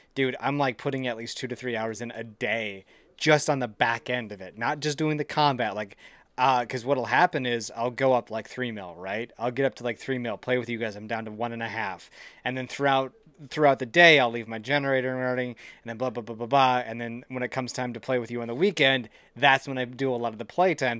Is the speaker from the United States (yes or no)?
yes; Central Wisconsin, United States; born and raised Central Wisconsin